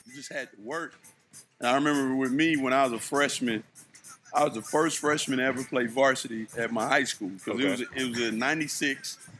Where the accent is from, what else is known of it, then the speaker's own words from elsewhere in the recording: East Point, Georgia, United States; I was practicing with East Point Because I'm from East Point, Georgia, okay. South Side Atlanta.